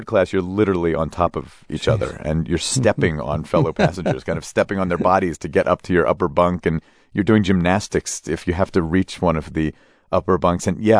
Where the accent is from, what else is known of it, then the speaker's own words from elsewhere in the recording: United States; the assumptions I've made as an American.